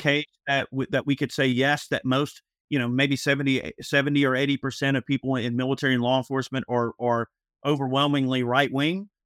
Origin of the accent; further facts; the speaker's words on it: Georgia, United States; I've lived in Georgia my whole life. I, I have lived literally within, I would say, let's see, Fulton, I have lived within a twenty-five mile radius of the hospital I was born in my whole life